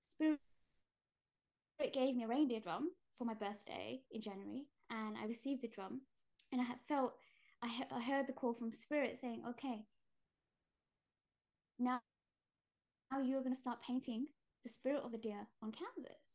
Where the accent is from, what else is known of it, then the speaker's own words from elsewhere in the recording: Gujarat, India; I'm Indian, and we come from Gujarat, and the caste I come from, we're tailors